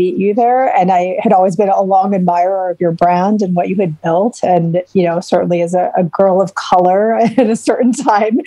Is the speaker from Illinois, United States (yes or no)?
yes; Chicago, Illinois, United States; We're both from Chicago